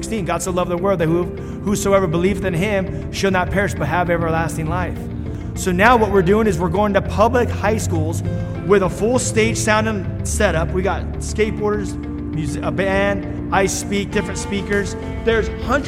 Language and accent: English; Los Angeles, California, United States; I grew up in Los Angeles, California